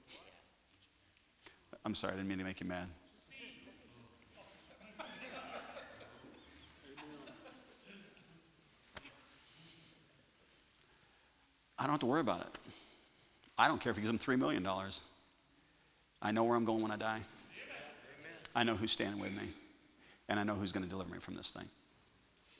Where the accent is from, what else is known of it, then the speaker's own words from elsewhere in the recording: United States; I'm just an American